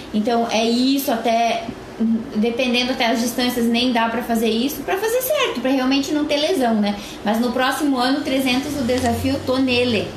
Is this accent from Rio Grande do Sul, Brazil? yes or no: yes; Rio Grande do Sul, Brazil; a cidade onde eu nasci